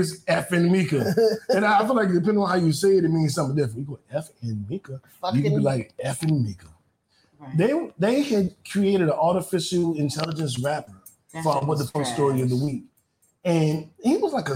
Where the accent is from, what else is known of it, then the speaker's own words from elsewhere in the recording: Washington, District of Columbia, United States; I'm from the Capitol. I'm from D.C.